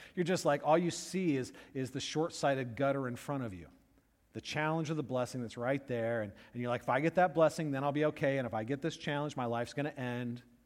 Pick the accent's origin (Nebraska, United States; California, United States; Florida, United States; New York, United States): California, United States; moved away as an adult; also born or lived in Iowa; I was from California